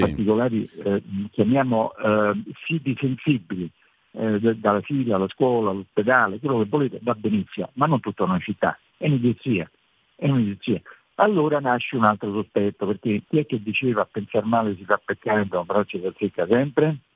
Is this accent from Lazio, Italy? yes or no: yes; Rome, Lazio, Italy; sono romano